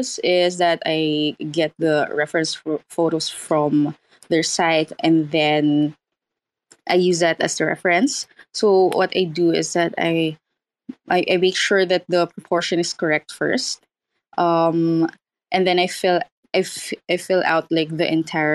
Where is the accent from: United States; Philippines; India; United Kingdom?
Philippines; I am an artist from the Philippines